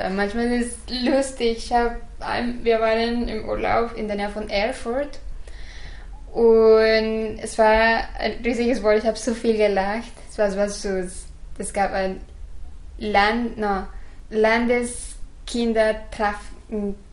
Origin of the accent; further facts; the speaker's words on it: Guadalajara, Jalisco, Mexico; first language Spanish; German is a second language; Guadalajara, Mexiko.